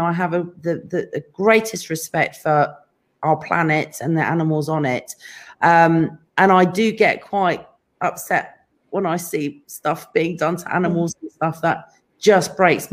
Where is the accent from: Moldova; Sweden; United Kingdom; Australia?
United Kingdom; England; now in California, United States; I'm from England